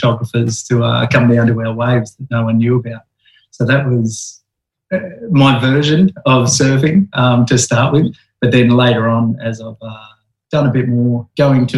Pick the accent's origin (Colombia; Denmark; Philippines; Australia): Australia; Esperance, Western Australia; where I was brought up was down in Esperance, right down on the south coast, just before the Great Aussie Bight